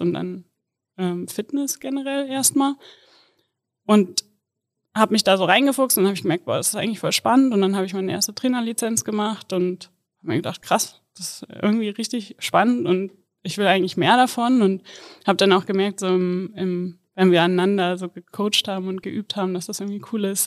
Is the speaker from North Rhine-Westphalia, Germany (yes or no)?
no; Kassel, Hesse, Germany; moved away as an adult; Ich komme ursprünglich aus Kassel und ja, da war ich tatsächlich bis ich 24 war, nonstop immer im gleichen Haus